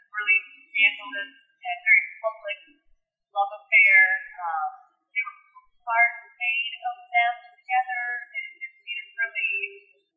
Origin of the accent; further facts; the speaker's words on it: Michigan, United States; moved away; I grew up in Michigan